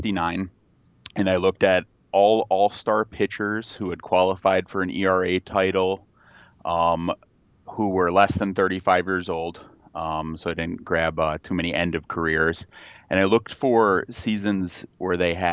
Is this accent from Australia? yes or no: no; Royal Oak, Michigan, United States; I grew up just outside of Detroit in Royal Oak